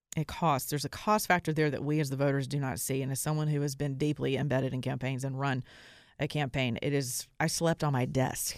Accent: the Bible Belt, United States; I'm from the Bible Belt

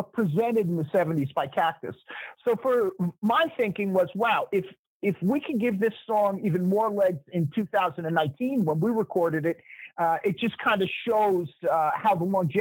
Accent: New Jersey, United States; a fellow Jersey guy

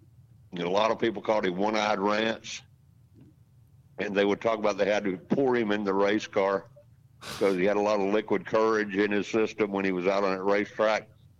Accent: Jacksonville, Florida, United States; I grew up in Jacksonville. That's my hometown.

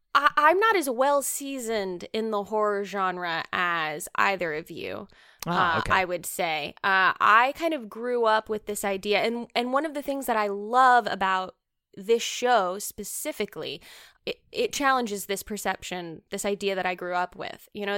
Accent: the South, United States; accent: southern; southern accent is gonna come out in this recording right now.

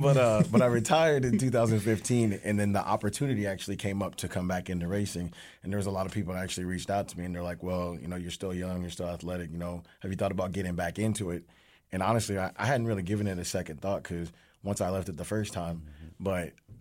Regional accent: California, United States; moved away; So I came from California, moved over, learned how to carry tires very quickly, and then went straight to a big team.

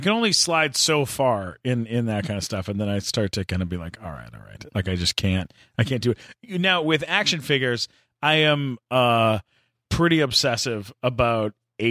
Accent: San Diego, California, United States; also born or lived in Encino; when I was a kid growing up in San Diego

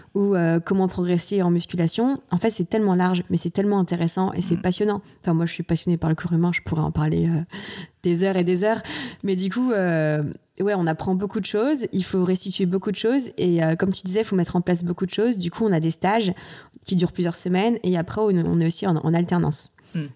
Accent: Nantes, Pays de la Loire, France; also born or lived in Saint-Maur-des-Fossés / Martinique; j'ai grandi, j'ai fait toute mon enfance, on va dire presque mon enfance et mhm. mon adolescence à Nantes

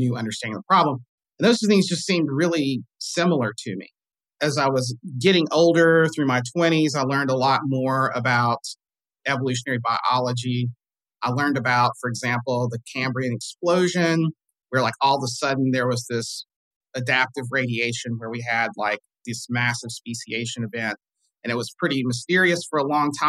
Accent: the South, United States; I grew up in the South in the Baptist church.

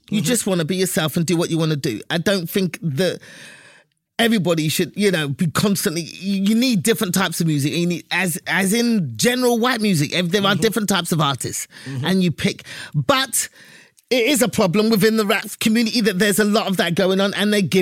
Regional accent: England, United Kingdom; I mean, I'm from England. We never use that word.

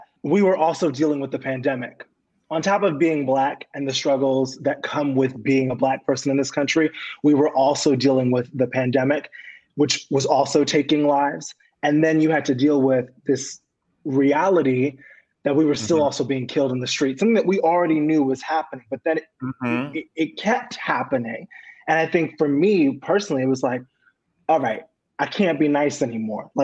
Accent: New York City, New York, United States; I grew up in Queens, New York.

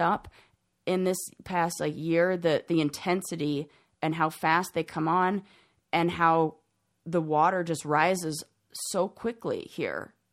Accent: Southern California, United States; moved away; I'm from Southern California

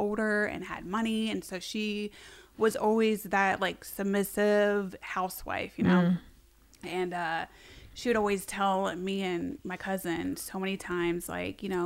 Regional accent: Thornville, Ohio, United States; also born or lived in California / Pickerington, Ohio / Columbus, Ohio; I was born and raised in Columbus, Ohio. Well, actually, it's literally like a hick town. It's called Thornville, Ohio

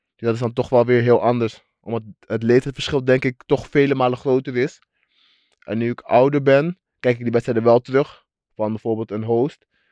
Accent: Suriname; waar ik vandaan kom. En dat is de Suriname

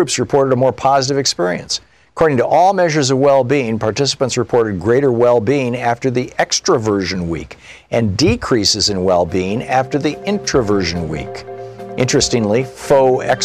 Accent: Michigan, United States; moved away; also born or lived in Vermont; I grew up in Michigan near the Canadian border, lived in Vermont for 10 years near the Canadian border

